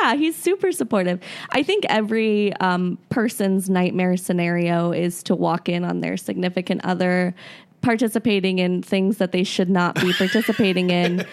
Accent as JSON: {"language": "English", "region": "Florida", "country": "United States", "tie": "born or raised there", "moved": "yes", "said": "I actually grew up in Florida originally"}